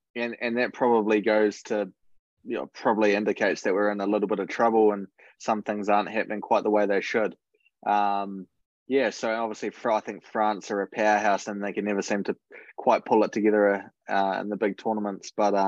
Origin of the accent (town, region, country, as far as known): New Zealand; moved away